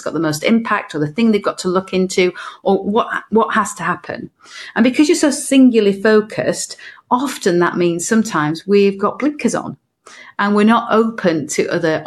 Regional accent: north of England, United Kingdom; now in Cardiff, United Kingdom; I'm from Cardiff, originally from the north of England

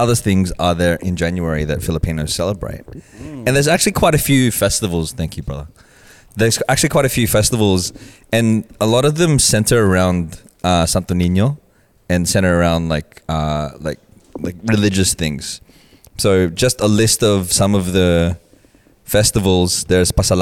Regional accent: Australia; growing up in Australia

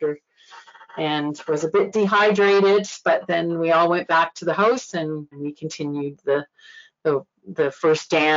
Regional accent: Nova Scotia, Canada; moved away as an adult; I'm from Nova Scotia, but being away for 30 years, it's like I am a come from away.

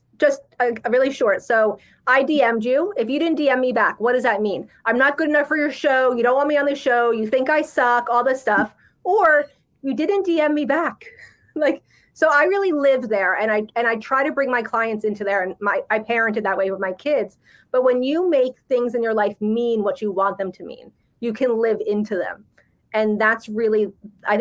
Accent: New Jersey, United States; I'm from Jersey

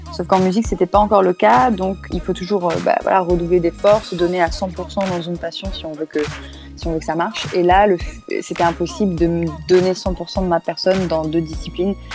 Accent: Réunion; moved away; je suis rentrée chez moi à La Réunion pour pouvoir justement profiter un petit peu de, mes proches, faire un retour aux sources

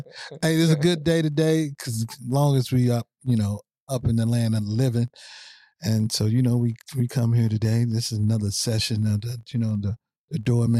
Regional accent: St. Louis, Missouri, United States; I'm from St. Louis, Missouri.

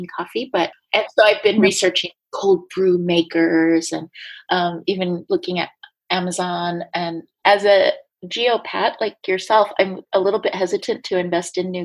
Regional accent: United States; moved away as an adult; now in Prague, Czech Republic; as an American

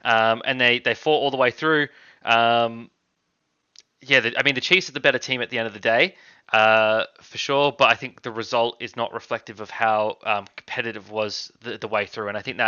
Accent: Australia; As an Australian rugby fan

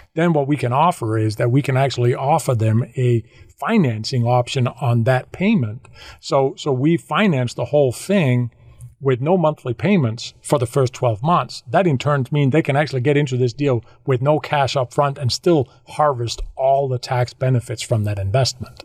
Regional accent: Denmark; moved away as an adult; I, I, am from Denmark. I grew up in Denmark uh, the first 40 years of my life there

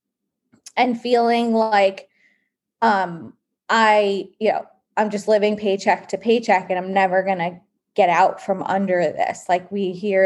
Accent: East Coast, United States; also born or lived in New York; my background is grew up on the East Coast

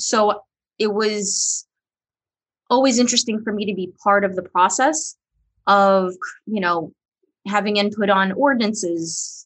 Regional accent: Newark, New Jersey, United States; also born or lived in Guimarães, Portugal; I actually grew up in Newark. That's where my parents and myself immigrated to. I was born in Guimarães

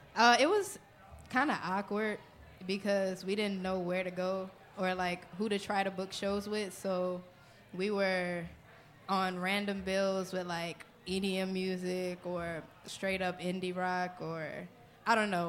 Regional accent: New Orleans, Louisiana, United States; I'm from New Orleans

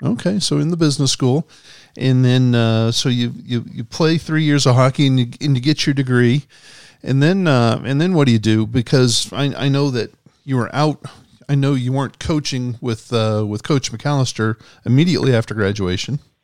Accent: Edmond, Oklahoma, United States; I grew up in Edmond

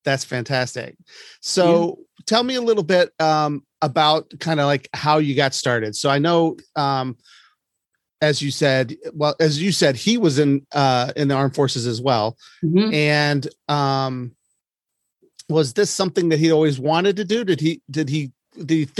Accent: Ohio, United States; also born or lived in Columbus, Ohio; I'm in Cleveland now, but I grew up in Ohio and went to school in Columbus, lived there for many years.

